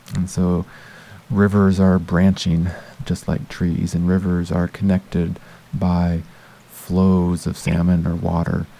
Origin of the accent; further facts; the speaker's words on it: United States; moved away as an adult; now in Canada; Growing up in the United States